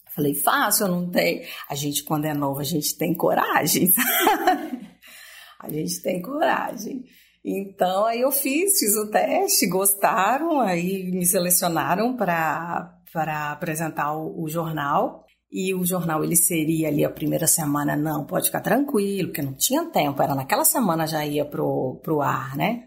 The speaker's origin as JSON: {"language": "Portuguese", "town": "Gurupi", "region": "Tocantins", "country": "Brazil", "tie": "born or raised there", "also_born_or_lived": "Espírito Santo / Goiânia", "said": "Eu sou, eu sou capixaba, criada em Gurupi"}